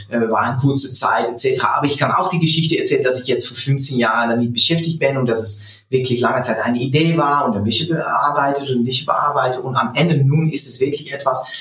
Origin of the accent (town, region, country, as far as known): Netherlands; German is a second language